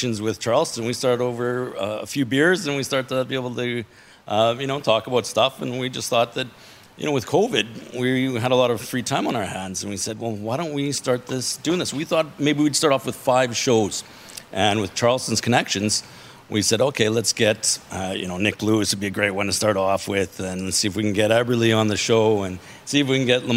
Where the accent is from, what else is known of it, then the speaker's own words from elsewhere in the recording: Saskatoon, Saskatchewan, Canada; I grew up in Saskatoon